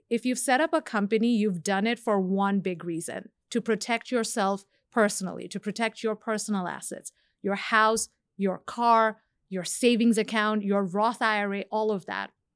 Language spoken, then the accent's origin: English; Bangladesh; moved away; I'm from Bangladesh originally